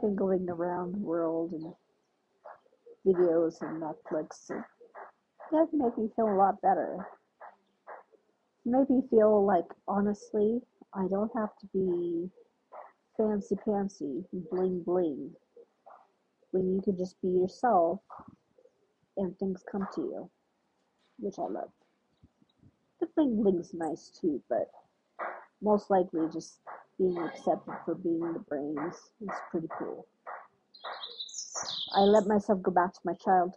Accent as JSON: {"language": "English", "country": "United States", "said": "I'm African American. Yes, I'm Ethiopian American, but I like to prefer saying African American sometimes."}